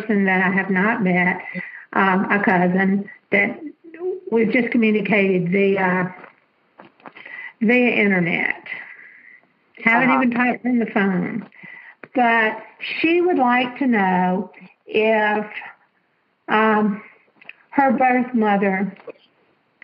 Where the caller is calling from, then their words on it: Alabama, United States; I'm calling from Alabama